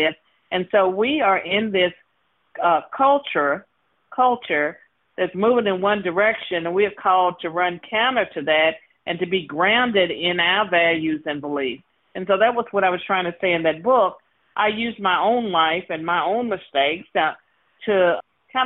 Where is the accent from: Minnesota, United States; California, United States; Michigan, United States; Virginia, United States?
Virginia, United States; I was born and raised in Virginia.